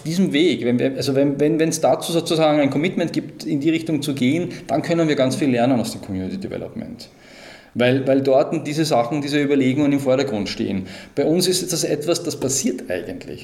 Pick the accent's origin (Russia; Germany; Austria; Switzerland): Austria; bei uns in Österreich